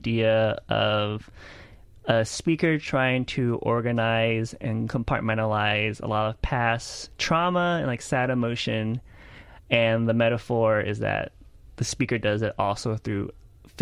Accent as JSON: {"language": "English", "town": "Houston", "region": "Texas", "country": "United States", "tie": "born or raised there", "also_born_or_lived": "Lake Charles, Louisiana", "said": "I grew up in Houston in a spoken word slam scene"}